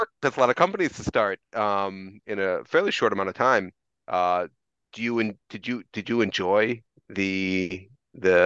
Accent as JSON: {"language": "English", "country": "United States", "moved": "yes", "lives_now": "Japan", "said": "as an American living in Japan"}